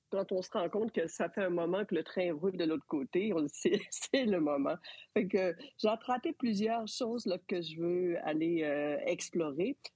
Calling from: Montreal, Quebec, Canada; Alors, euh, de Montréal.

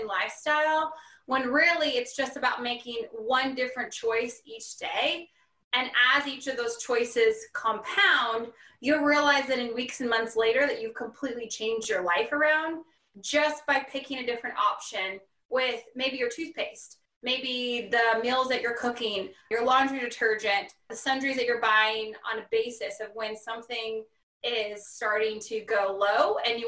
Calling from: Louisville, Kentucky, United States; Hello, I am here in Louisville, Kentucky.

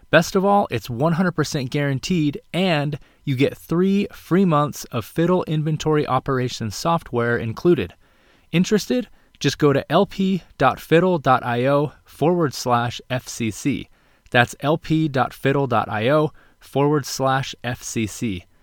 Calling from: Nashville, Tennessee, United States; I'm actually here in Nashville, Tennessee, home of country music and now Daily Crunch Snacks.

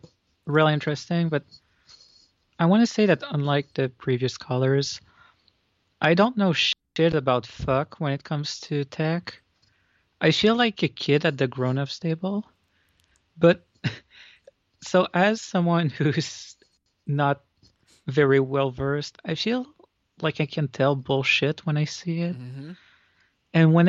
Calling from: Montreal, Quebec, Canada; from Montreal.

